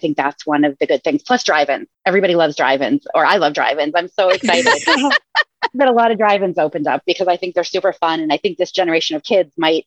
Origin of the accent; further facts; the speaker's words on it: Massachusetts, United States; moved away as an adult; also born or lived in Rhode Island / Pensacola, Florida; now in Maine, United States; I grew up in Massachusetts and went to college in Rhode Island